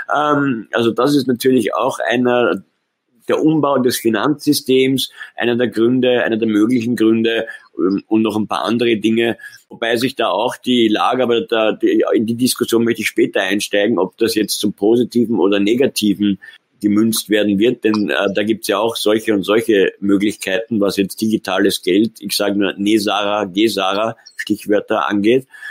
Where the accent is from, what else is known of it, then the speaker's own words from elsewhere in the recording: Austria; Bei uns in Österreich